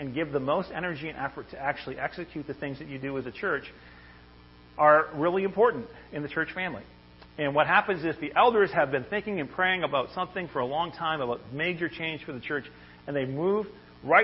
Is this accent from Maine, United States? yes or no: yes; Maine, United States; I'm originally from Maine